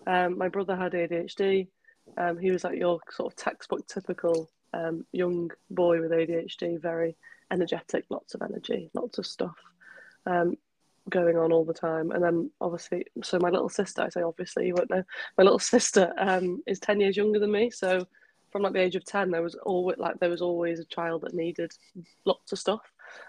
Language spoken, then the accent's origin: English; Wales, United Kingdom; now in Liverpool, United Kingdom; My mum's from a little village called Mostyn, and my dad was born and raised in Bagot as well. So very really interesting sort of growing up, I think, because very almost sheltered in a lot of ways, like just little town.